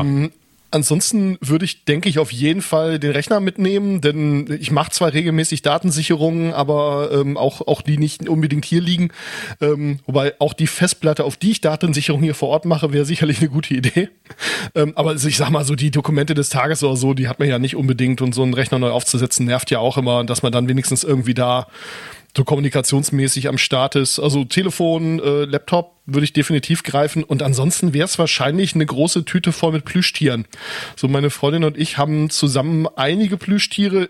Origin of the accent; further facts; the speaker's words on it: Wilhelmshaven, Lower Saxony, Germany; ich bin hier in Wilhelmshaven geboren